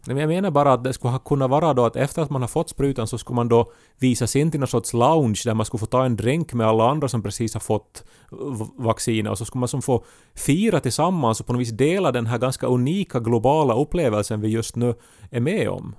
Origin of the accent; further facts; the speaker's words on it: Finland; är jag finländare